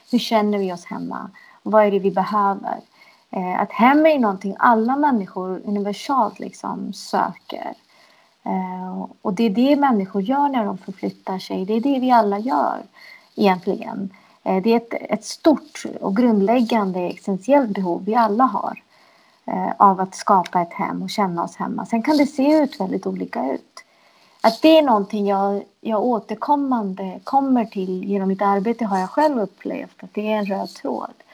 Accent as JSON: {"language": "Swedish", "country": "Sweden", "said": "Som när jag åker runt i världen och säger att jag är från Sverige så är det inte så att jag alltid blir trodd."}